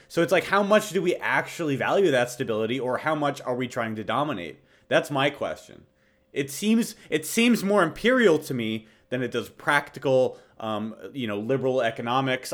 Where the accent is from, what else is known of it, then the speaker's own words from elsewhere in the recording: United States; as an American